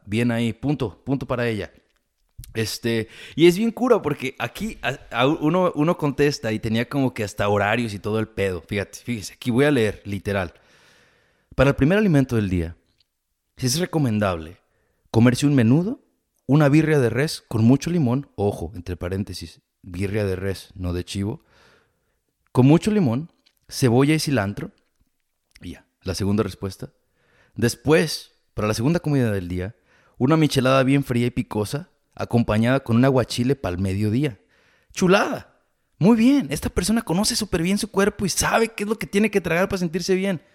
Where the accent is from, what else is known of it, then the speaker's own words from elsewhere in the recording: Jalisco, Mexico; moved away; soy de Jalisco, y sí decimos vale